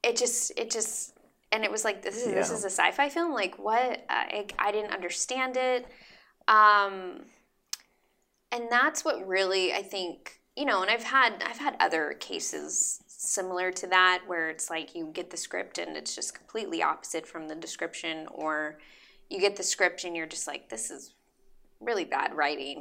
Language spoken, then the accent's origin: English; San Jose, California, United States; moved away as an adult; now in Los Angeles, United States; I'm from San Jose